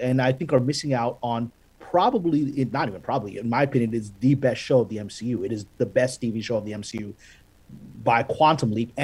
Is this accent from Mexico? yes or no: no; Pakistan; now in United States; I'm Pakistani. I was born in Pakistan, Pakistani American